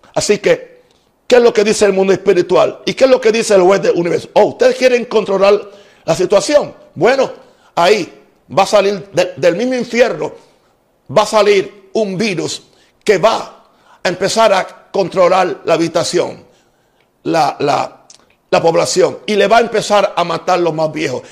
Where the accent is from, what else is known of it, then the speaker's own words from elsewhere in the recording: United States; now in Panama; soy americano